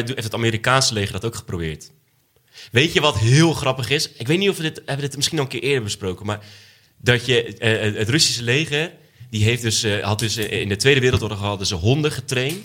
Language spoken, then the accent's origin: Dutch; edge of the Bible Belt, Netherlands; Ik kom uit de Bijbelbelt. Nou, ik kom niet uit de bijbel Net op de grens van de Bijbelbelt